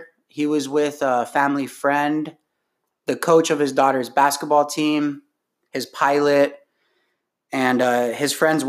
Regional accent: Southern California, United States; we are all from Southern California

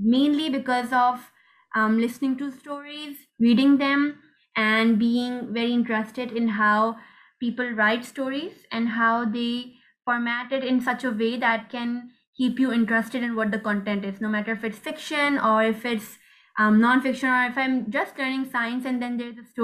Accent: Pakistan; I'm 15 and I'm from Pakistan.

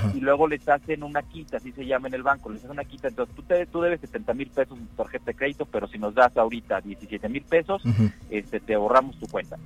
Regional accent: Mexico; nos conocemos como mexicanos

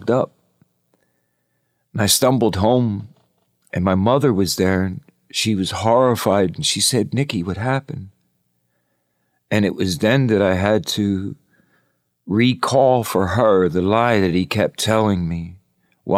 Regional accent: Philadelphia, Pennsylvania, United States; I was raised in Southwest Philadelphia.

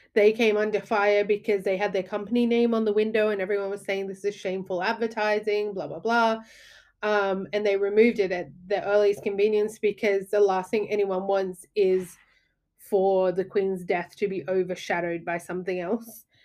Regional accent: Australia; now in United Kingdom; from my point of view as an Australian

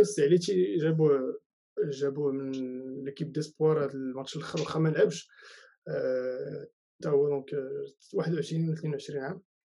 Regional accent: Marrakesh, Marrakesh-Safi, Morocco

